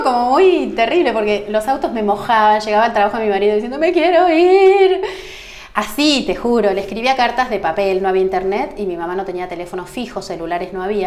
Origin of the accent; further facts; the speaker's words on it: Salazar, Argentina; moved away as an adult; now in Ushuaia, Argentina; cuando yo me recibí en el hospital de mi pueblo, que son 2.000 habitantes, que es ah, Salazar